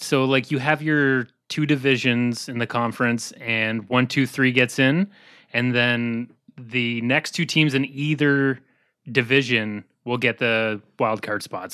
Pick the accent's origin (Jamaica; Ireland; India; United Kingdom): Ireland; County Cork, Munster; I'm from County Cork in Ireland